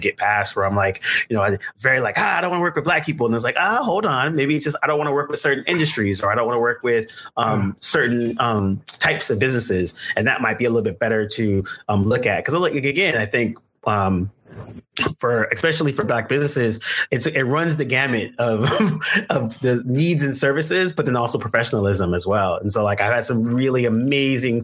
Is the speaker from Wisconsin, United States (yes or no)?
no; Bay Area, California, United States; moved away as an adult; also born or lived in Brooklyn, New York; I'm from California, Bay Area originally, and so the majority of my classmates and stuff, it's a multicultural.